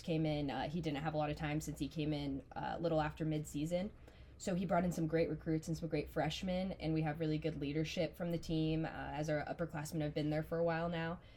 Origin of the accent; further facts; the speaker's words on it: Auburn, Nebraska, United States; I'm from Auburn, Nebraska.